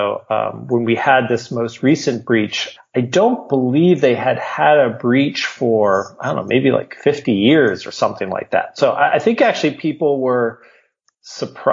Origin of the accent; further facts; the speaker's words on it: Massachusetts, United States; also born or lived in Los Angeles; I did grow up in the Massachusetts area. Technically, I was born in Los Angeles, but we like to not really speak of that too much. As a young boy, we moved here to Massachusetts, grew up here